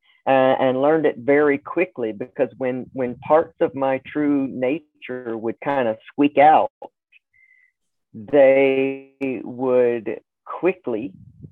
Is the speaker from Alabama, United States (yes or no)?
yes; Southern Alabama, United States; I grew up also in the Deep South. So I was in Southern Alabama, small town, growing up